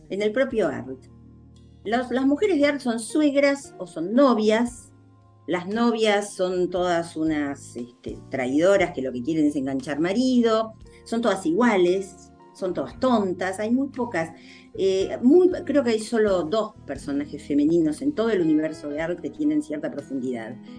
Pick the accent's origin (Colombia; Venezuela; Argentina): Argentina; nosotros hablamos español en la Argentina